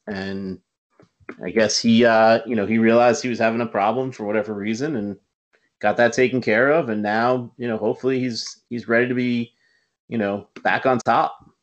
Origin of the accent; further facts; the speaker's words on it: Westchester, New York, United States; I'm being from the Westchester area